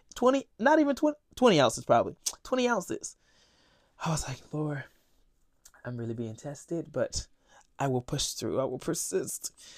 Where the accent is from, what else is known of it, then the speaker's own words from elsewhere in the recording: Florida, United States; moved away as an adult; now in New York, United States; I'm from Florida